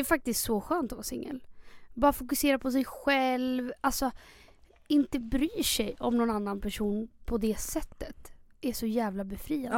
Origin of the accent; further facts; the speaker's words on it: Chile; now in Stockholm, Sweden; 26 år, bor i Stockholm. Uppväxt i Chile